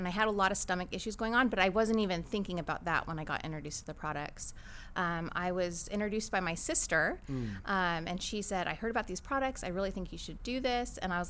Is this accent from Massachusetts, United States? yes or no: no; Claremont, California, United States; also born or lived in San Diego, California; I grew up in Claremont, California.